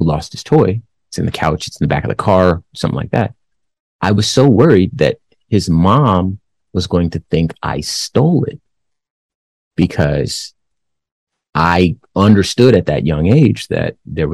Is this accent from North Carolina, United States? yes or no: no; Compton, California, United States; moved away; also born or lived in Phoenix, Arizona; I was born in Compton, California. I lived there the first part of my life